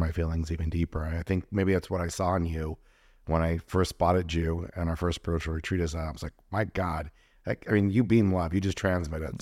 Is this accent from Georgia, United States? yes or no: no; Los Angeles, California, United States; I grew up kind of in the Jewish part of L